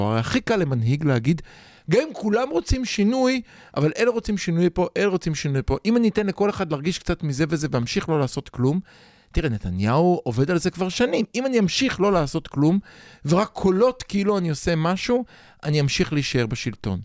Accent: Israel; אני דור שני, נולדתי פה

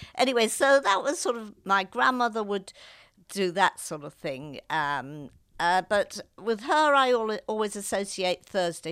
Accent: Liverpool, North West England, United Kingdom; moved away as an adult; also born or lived in London; I was brought up actually in the city of Liverpool

